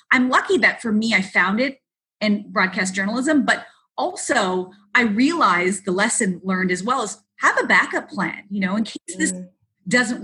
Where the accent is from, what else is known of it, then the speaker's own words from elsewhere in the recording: Mississauga, Ontario, Canada; It was a local show that we had in where I grew up in Mississauga.